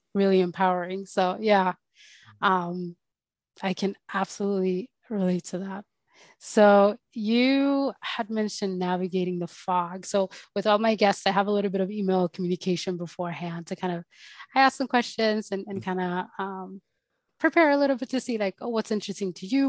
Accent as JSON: {"language": "English", "country": "Sweden", "tie": "born or raised there", "also_born_or_lived": "Colombia", "said": "was born in Colombia and I grew up in Sweden"}